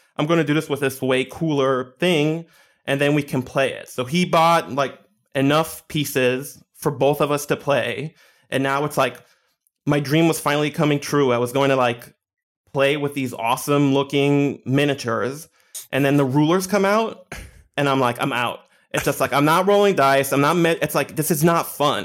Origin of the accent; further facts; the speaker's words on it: Israel; also born or lived in Scarsdale, New York, United States; I grew up in Israel, and there's, like, a very small nerd community